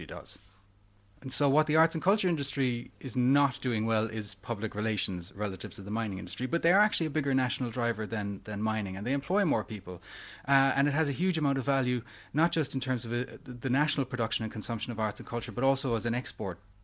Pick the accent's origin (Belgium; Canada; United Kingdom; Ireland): Ireland; Cork, Munster; moved away; I'm from Ireland. I'm from a city in Ireland called Cork, which is the second city in Ireland.